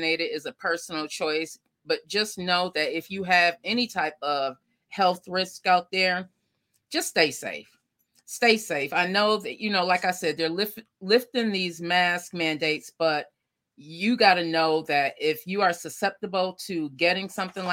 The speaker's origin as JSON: {"language": "English", "town": "Lackawanna", "region": "New York", "country": "United States", "tie": "born or raised there", "moved": "yes", "said": "my hometown of Lackawanna, New York"}